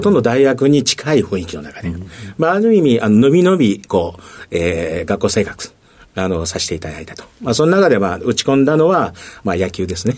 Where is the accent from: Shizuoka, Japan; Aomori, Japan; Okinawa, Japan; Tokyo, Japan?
Tokyo, Japan; Higashimurayama; 出身はですね、東京になります。